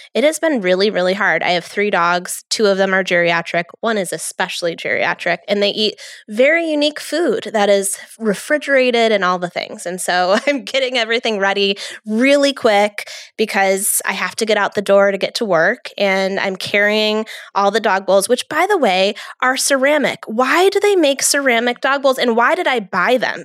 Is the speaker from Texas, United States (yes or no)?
no; New York, United States; I'm from New York